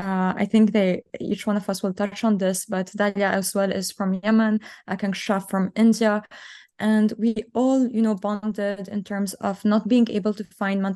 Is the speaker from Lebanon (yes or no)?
yes; Lebanon; moved away as an adult; now in Canada; So I was actually born and raised in Lebanon and moved to Canada at 18 to pursue my studies in finance and economics.